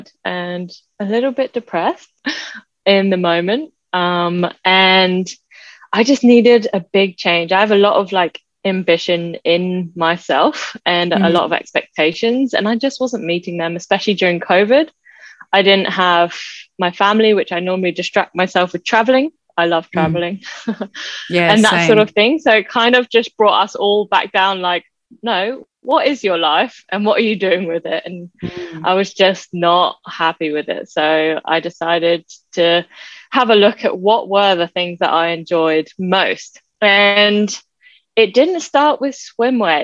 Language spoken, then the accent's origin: English; Valencian Community, Spain; moved away as an adult; also born or lived in Netherlands / Thailand; now in Australia; I actually was born and raised in Spain. So I was there for 18 years.